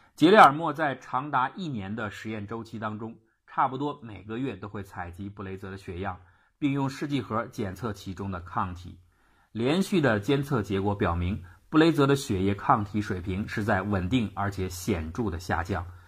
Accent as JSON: {"language": "Chinese", "country": "China", "said": "胃灼热也就是我们中国人所说的烧心"}